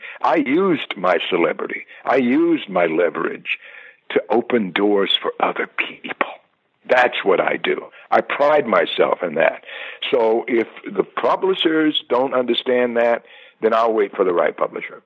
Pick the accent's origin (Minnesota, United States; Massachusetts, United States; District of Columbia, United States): District of Columbia, United States; Washington; moved away as an adult; also born or lived in New York / Philadelphia; I had just moved to Washington, D.C., my hometown